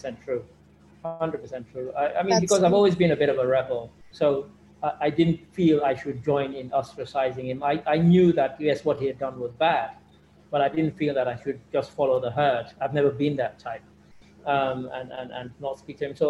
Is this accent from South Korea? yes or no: no; London, United Kingdom; also born or lived in Sierra Leone / England; growing up in London and going to school and then going to university